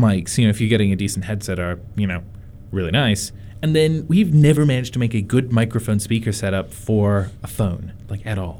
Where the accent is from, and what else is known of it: North Carolina, United States; born or raised there